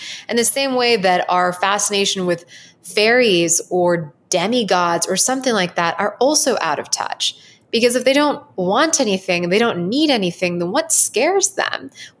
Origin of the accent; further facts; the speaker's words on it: Southern United States, United States; growing up in the Southern United States, it was very impressionable to me sometimes when I went to a private school